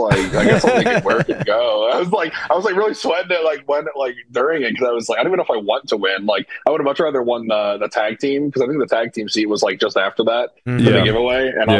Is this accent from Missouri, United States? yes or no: yes; St. Louis, Missouri, United States; I'm from St. Louis.